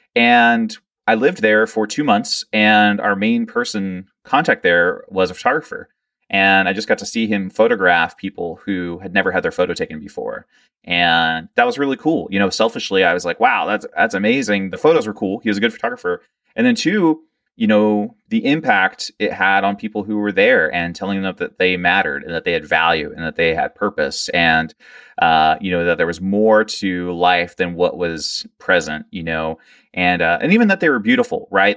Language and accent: English; Georgetown, Delaware, United States; moved away; also born or lived in Lewes, Delaware; I was born in Lewis, Delaware, but I was raised in Georgetown, Delaware